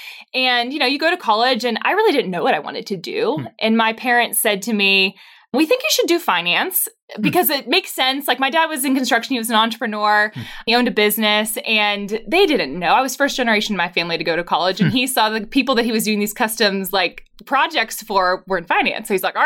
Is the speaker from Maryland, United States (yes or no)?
no; Pittsburgh, Pennsylvania, United States; also born or lived in New York City; now in Franklin, United States; I'm from Pittsburgh.